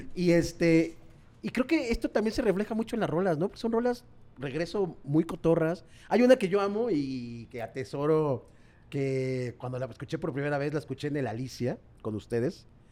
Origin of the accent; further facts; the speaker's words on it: Mexico; nosotros como mexicanos tenemos como un inglés muy básico